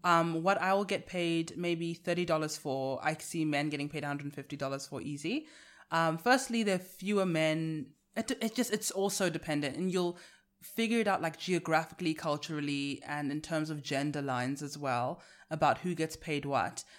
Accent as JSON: {"language": "English", "country": "South Africa", "accent": "South African", "said": "I sell my South African accent as British"}